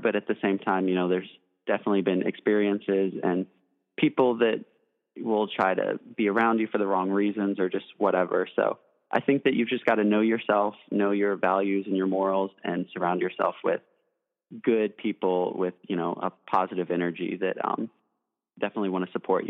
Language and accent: English; Nashville, Tennessee, United States; growing up in Nashville, of course, I had a ton of country music influences.